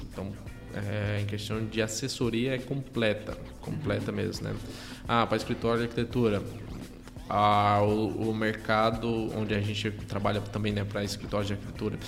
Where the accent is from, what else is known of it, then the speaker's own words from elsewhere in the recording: Ceará, Brazil; moved away; minha cidade de origem, lá no, lá no Ceará